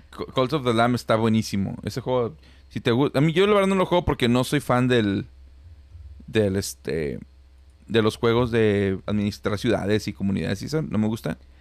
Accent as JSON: {"language": "Spanish", "town": "Celaya", "region": "Guanajuato", "country": "Mexico", "moved": "yes", "lives_now": "Monterrey, Mexico", "said": "yo soy de Celaya, Guanajuato"}